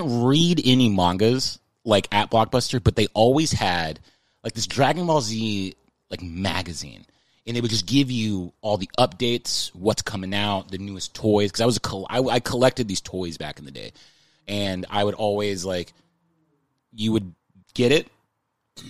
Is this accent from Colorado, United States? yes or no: no; San Antonio, Texas, United States; moved away as an adult; now in Los Angeles, United States; I grew up in Texas